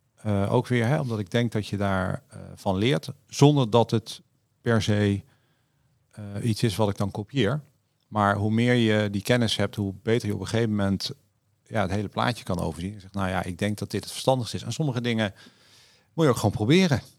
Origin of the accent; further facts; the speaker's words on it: Netherlands; we als Nederlander